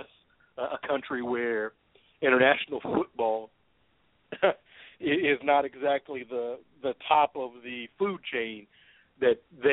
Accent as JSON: {"language": "English", "town": "Louisville", "region": "Kentucky", "country": "United States", "tie": "born or raised there", "said": "here in my hometown of Louisville"}